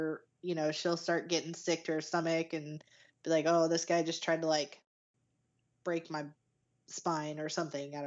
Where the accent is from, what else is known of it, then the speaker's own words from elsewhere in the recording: Italy; moved away; growing up in Italy